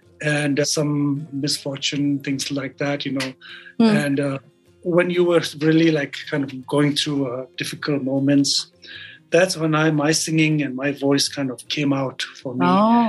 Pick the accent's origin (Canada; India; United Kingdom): India; Dharamshala, Himachal Pradesh; moved away as an adult; also born or lived in Sikkim; now in United States; I grew up in India and lived there and lived half of my life in India, in Dharamsala.